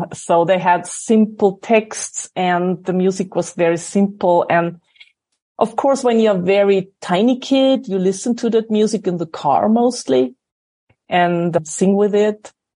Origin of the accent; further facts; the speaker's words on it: Salzburg, Austria; I grew up in a little village next to Salzburg. For American thinking, Salzburg is a village.